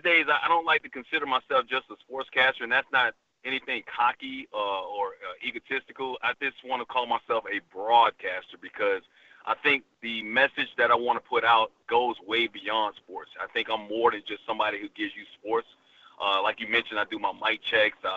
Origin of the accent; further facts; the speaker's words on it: Alabama, United States; also born or lived in Bronx, New York; I was born in the Bronx, raised in Alabama.